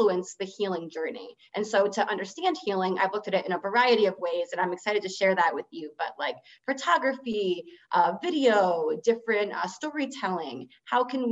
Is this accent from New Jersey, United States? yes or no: yes; New Jersey, United States; moved away as an adult; also born or lived in Michigan; I am from New Jersey originally